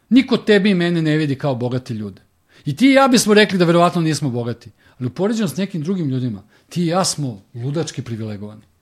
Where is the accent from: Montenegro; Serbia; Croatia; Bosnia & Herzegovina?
Serbia